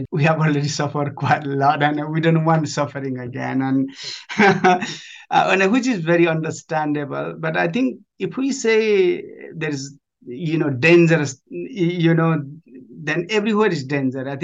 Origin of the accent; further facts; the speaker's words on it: Nepal; moved away as an adult; now in United Kingdom; I grew up in Nepal. I was born in Nepal. up to age of 19, and I joined British Army and moved up to moved to UK